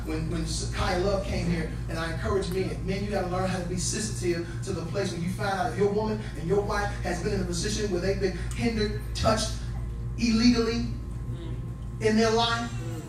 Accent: Chicago, Illinois, United States; I grew up on the South Side of Chicago.

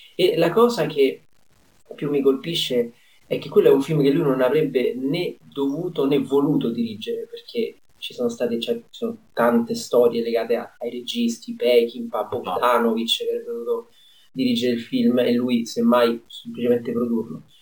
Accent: Rome, Lazio, Italy; da romano

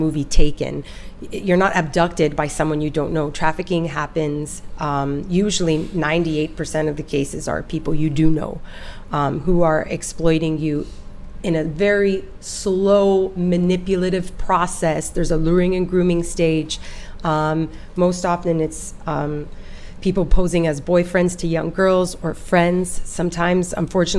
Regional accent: Toronto, Ontario, Canada; also born or lived in Nepal / Italy; In my hometown of Toronto, this is where I was born

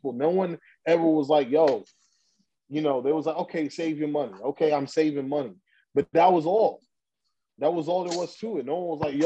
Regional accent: New York City, New York, United States; we grew up in Brooklyn, New York, in an area called Crown Heights

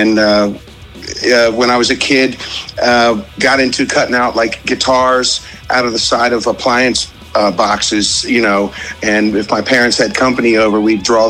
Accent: Fort Washington, Maryland, United States; I grew up in Fort Washington

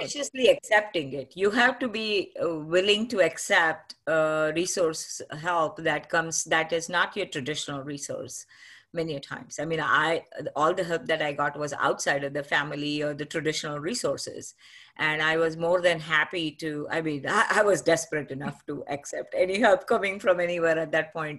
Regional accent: Pune, Maharashtra, India; moved away as an adult; now in United States; I'm from Maharashtra and grew up, uh, in a beautiful city called Pune

